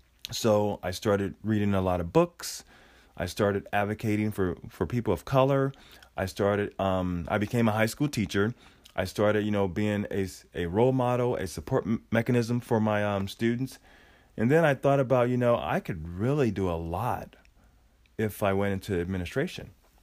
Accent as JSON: {"language": "English", "region": "Oregon", "country": "United States", "tie": "born or raised there", "said": "But, you know, growing up in Oregon, I moved here in, I would say, 1979, maybe 78."}